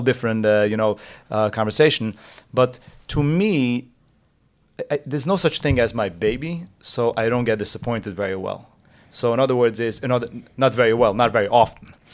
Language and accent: English; New Square, New York, United States; I grew up in Square, so my parents lived in Square